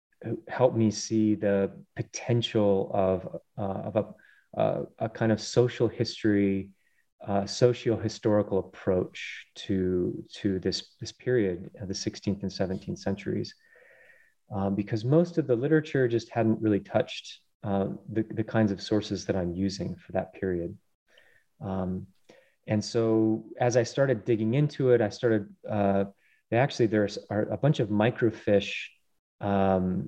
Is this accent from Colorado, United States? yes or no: yes; Colorado, United States; born or raised there